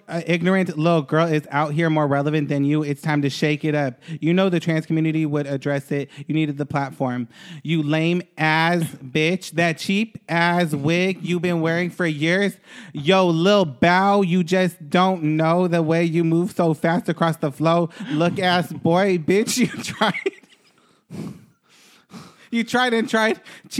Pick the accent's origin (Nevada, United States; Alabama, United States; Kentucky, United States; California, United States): Kentucky, United States; Bellefonte; born there; I'm going to go to the hospital where I was born in Bellefonte, Kentucky, and legally change my name there.